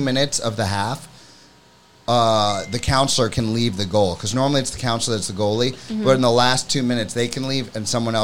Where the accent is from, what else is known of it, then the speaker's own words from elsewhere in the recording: Florida, United States; moved away as an adult; I'm from Florida